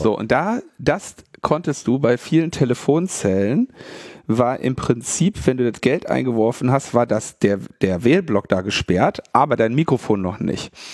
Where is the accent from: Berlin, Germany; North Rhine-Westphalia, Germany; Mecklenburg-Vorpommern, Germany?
Berlin, Germany; wir als Berliner